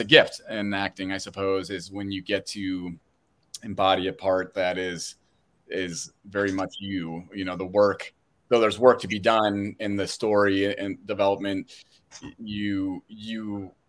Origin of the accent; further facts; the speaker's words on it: Vermont, United States; moved away as an adult; also born or lived in Jackson Hole, Wyoming; I'm from Vermont originally. Mm-hmm. I grew up in rural Vermont